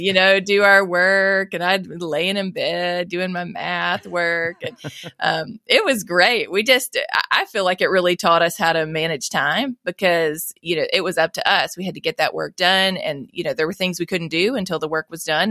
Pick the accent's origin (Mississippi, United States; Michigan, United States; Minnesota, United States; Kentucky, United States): Mississippi, United States; I was born and raised here in Mississippi